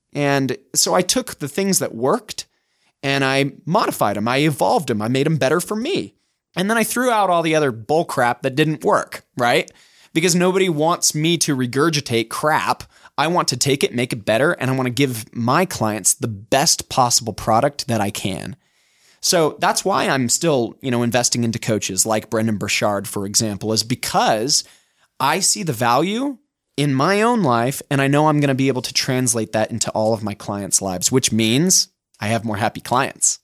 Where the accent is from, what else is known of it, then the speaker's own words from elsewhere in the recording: Utah, United States; accent: Utah; my Utah accent